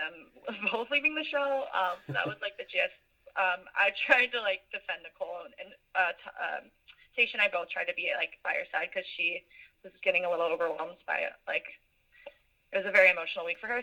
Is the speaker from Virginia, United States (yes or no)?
yes; Virginia Beach, Virginia, United States; I live in Virginia Beach, or that's my hometown